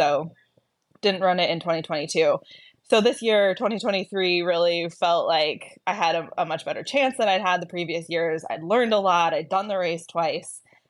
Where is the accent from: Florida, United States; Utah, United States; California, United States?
Utah, United States; Logan; Peter and I grew up in Northern Utah, so we graduated from Logan High School, Logan being the town that Bear starts at in.